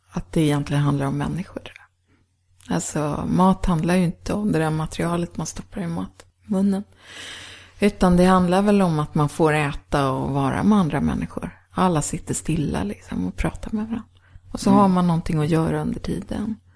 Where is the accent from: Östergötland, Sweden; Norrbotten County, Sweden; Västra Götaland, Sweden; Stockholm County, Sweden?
Västra Götaland, Sweden; Gothenburg; born there; now in Sörmland, Sweden; Nej, jag är född men i Göteborg.